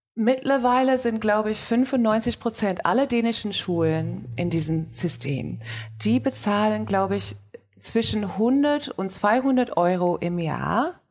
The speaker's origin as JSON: {"language": "German", "country": "Australia", "tie": "born or raised there", "moved": "yes", "lives_now": "Germany", "said": "Ich bin in Australien aufgewachsen und bin ähm, fast 50."}